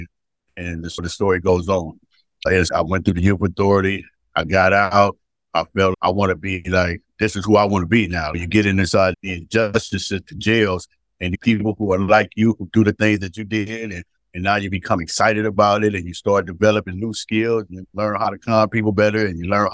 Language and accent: English; San Francisco, California, United States; also born or lived in St. Louis, Missouri / Albany, California; from the city of San Francisco, grew up in the Western Addition